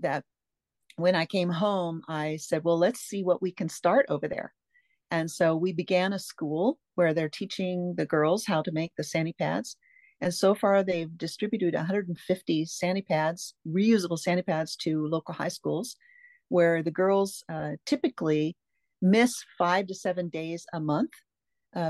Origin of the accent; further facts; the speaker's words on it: Tacoma, Washington, United States; moved away as an adult; now in Pasco, United States; I grew up mostly on the West Coast, Tacoma, Edgewood, Puyallup, that area.